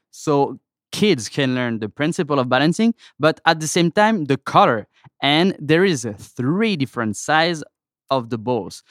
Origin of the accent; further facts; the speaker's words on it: France; accent: French; English is a second language; moved away as an adult; now in United States; I'm from France